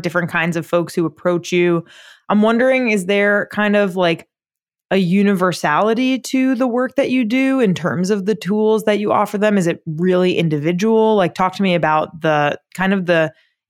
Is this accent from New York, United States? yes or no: yes; Long Island, New York, United States; I'm from Long Island